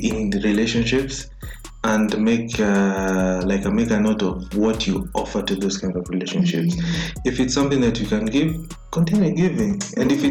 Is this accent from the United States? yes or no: no; Kenya; as a Kenyan young male